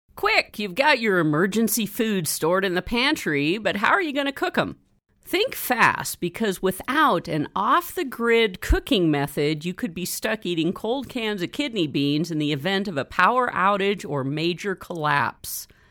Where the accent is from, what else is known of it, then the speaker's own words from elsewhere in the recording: Northern California, United States; growing up in Northern California